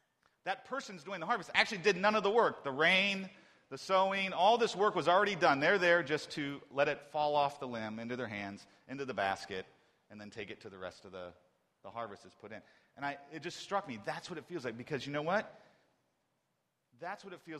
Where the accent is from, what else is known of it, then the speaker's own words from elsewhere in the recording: Ohio, United States; I'm from Ohio